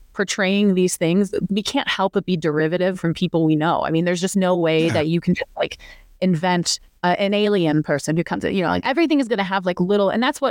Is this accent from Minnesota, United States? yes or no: no; rural Illinois, United States; moved away; So we shot in rural Illinois, so kind of outside my hometown